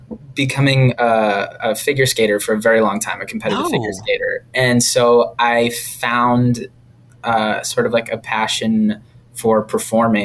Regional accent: about an hour south of Boston, Massachusetts, United States; I grew up about an hour south of Boston in Massachusetts

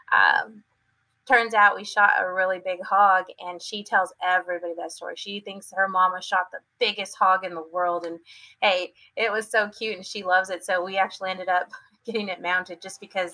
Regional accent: San Antonio, Texas, United States; also born or lived in Washington State; I was born in San Antonio, born and raised my first 6 years of my life, and then we moved to Washington State for about another 6 years, and then came back to Texas

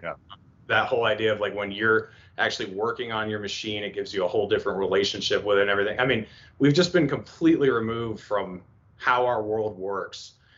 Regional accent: East Coast, United States; moved away as an adult; now in western United States; I'm from the East Coast

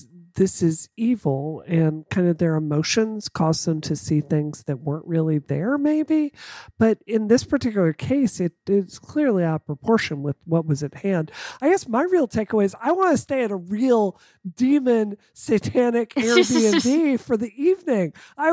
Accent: the South, United States; because I mean, you know, growing up in the South, I have run into people that really, really, really do believe

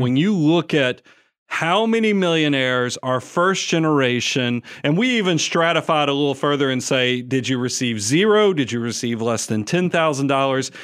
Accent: Atlanta, Georgia, United States; moved away as an adult; now in Nashville, United States; we're both Atlanta boys. You know, we grew up in South Atlanta

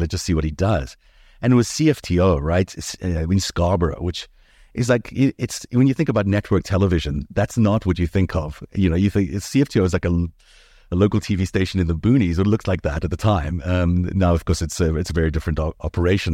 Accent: Johannesburg, Gauteng, South Africa; English is a second language; also born or lived in Jaffa, Israel / New York City, United States / Los Angeles, United States; now in Toronto, Canada; South Africa was an interesting place to grow up

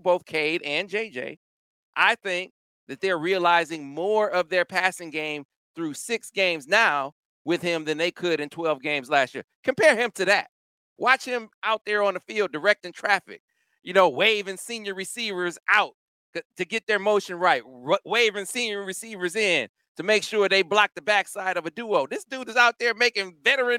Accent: Flint, Michigan, United States; I'm from Flint, Michigan? Born and raised

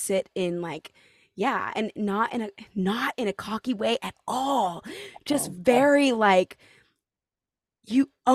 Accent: California, United States; now in New York, United States; I'm from California and I'm, like, from a small town ish from California

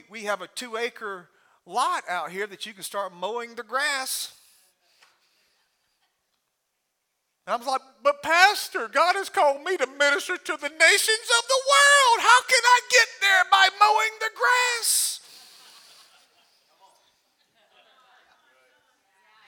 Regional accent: Alabama, United States; I'm from Alabama

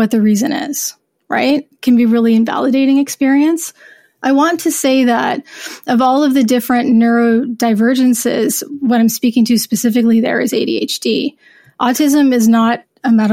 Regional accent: United States; moved away; I'm horrible at French because I grew up in the States

